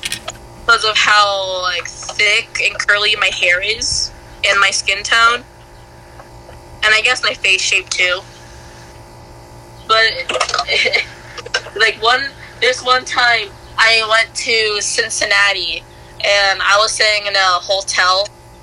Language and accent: English; Cambodia; I was just like, "No. I'm from Cambodia."